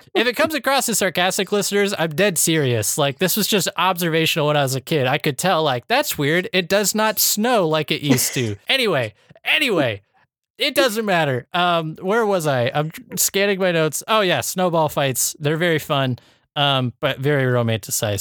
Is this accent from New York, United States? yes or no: no; Iowa, United States; growing up in Iowa